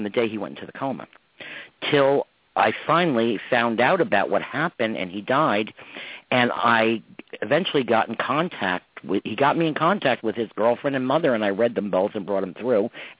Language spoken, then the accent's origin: English; Westchester, New York, United States; my life growing up in Westchester